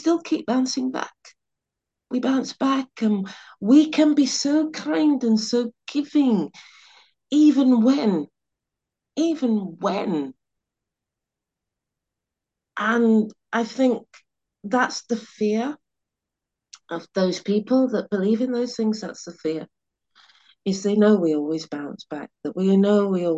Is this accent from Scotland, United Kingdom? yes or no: no; Sheffield, Yorkshire and the Humber, United Kingdom; now in London, United Kingdom; I grew up in Sheffield